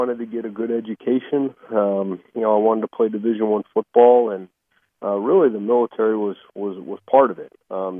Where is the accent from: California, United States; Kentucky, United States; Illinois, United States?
Illinois, United States; Chicago; I grew up in Chicago